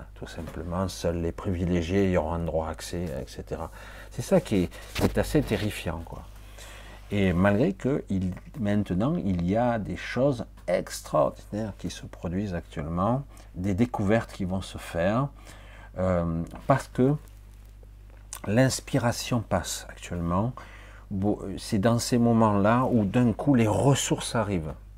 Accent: France; moved away; quand je suis actuellement en Asie, dire je suis français

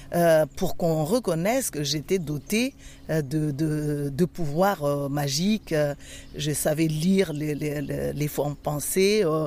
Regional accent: Madagascar; Je suis originaire de Madagascar

